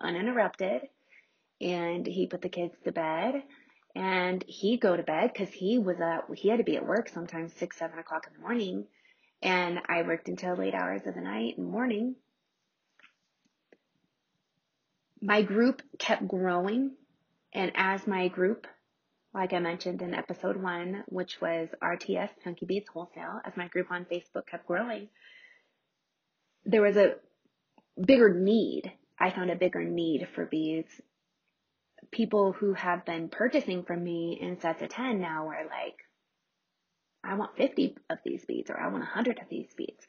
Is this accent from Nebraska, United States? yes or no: yes; Nebraska, United States; moved away as an adult; also born or lived in Omaha, Nebraska; now in Colorado, United States; we purchased a true fixer-upper in my hometown in Nebraska.